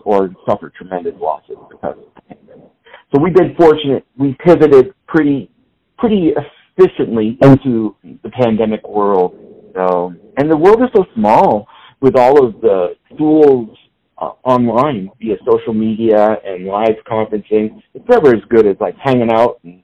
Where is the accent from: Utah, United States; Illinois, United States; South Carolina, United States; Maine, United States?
Maine, United States; near Bangor, central; moved away as an adult; also born or lived in Massachusetts / Boston, Massachusetts / New Hampshire; now in Kansas City, United States; I grew up, I was born in Massachusetts, but moved to Maine when I was 3 years old. So I grew up in central Maine, near Bangor, Maine.